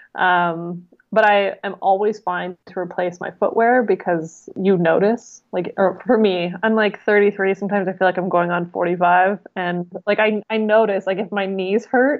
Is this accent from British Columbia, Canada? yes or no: yes; Vancouver Island, British Columbia, Canada; I'm from Vancouver Island. It's like jokingly called Hippie Island